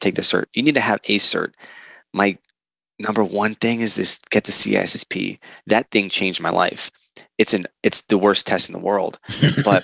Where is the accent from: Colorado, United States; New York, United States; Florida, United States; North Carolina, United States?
New York, United States; New York City; I'm a New Yorker by trade, and we're loud